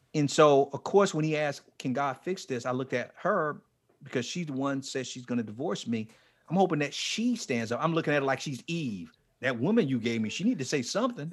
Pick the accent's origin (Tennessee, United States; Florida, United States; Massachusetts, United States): Florida, United States; Fort Lauderdale; moved away; I was down in um in um Fort Lauderdale, near my hometown, Fort Lauderdale